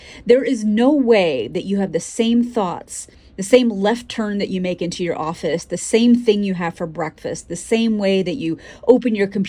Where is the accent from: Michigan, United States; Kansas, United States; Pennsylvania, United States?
Pennsylvania, United States; moved away; also born or lived in New York City; My home growing up in Pennsylvania sat between two neighbor houses, both of whom had little girls. I wasn't allowed to go out to play until 6 p.m. because my Indian mother was worried about me getting too dark.